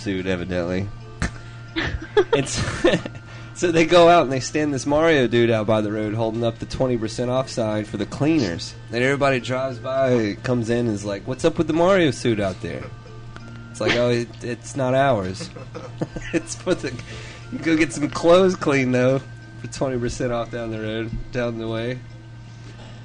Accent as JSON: {"language": "English", "region": "South Carolina", "country": "United States", "moved": "yes", "said": "I'm from South Carolina originally"}